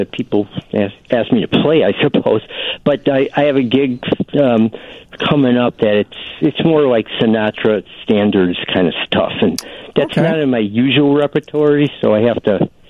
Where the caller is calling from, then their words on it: Chicago, Illinois, United States; I'm calling from Chicago.